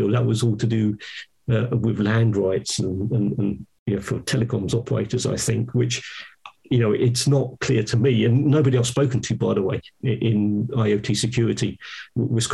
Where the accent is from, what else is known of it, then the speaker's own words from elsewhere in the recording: United Kingdom; I'm British